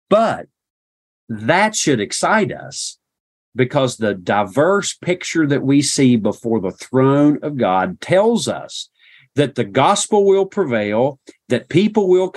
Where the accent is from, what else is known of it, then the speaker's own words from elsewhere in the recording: Appalachia, United States; As an Appalachian